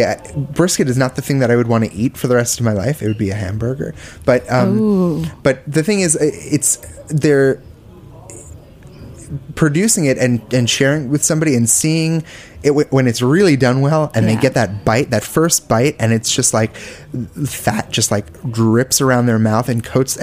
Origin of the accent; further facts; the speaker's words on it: Bergen County, New Jersey, United States; also born or lived in Philadelphia / Austin; now in New York City, United States; I grew up right outside of New York City, in New Jersey, right over the bridge